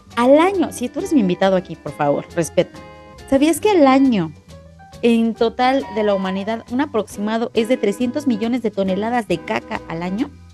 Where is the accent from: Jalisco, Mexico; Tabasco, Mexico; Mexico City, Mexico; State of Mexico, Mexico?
State of Mexico, Mexico; Ecatepec; yo creciendo en Ecatepec y con familia de guerrero